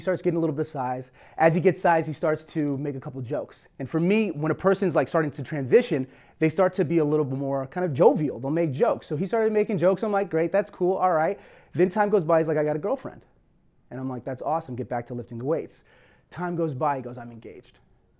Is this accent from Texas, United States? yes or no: no; California, United States; And we actually moved to California when I was 2 years old. And so I was raised out here in Southern California.